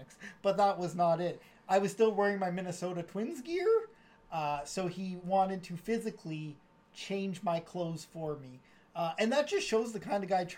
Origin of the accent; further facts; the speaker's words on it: Puerto Rico; now in Toronto, Canada; I'm from Puerto Rico, but that's technically a territory of the United States